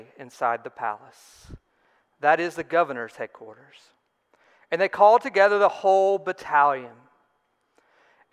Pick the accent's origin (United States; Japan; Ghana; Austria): United States; Alabama; I'm from Alabama, and I'm an Alabama fan.